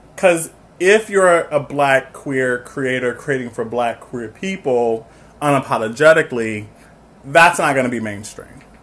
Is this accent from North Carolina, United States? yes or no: no; Chicago, Illinois, United States; I'm from the South Side of Chicago, proudly